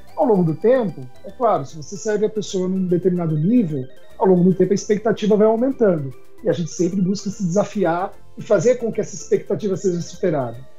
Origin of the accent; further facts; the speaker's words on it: Brazil; Nós somos brasileiros